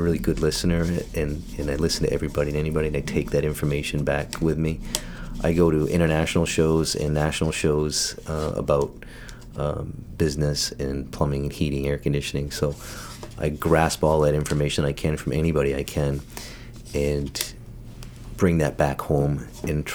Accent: Saco, Maine, United States; I grew up in Saco

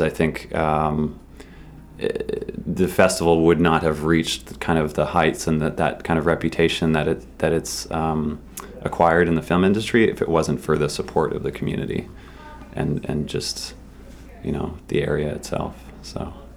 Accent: Massachusetts, United States; I grew up in Massachusetts

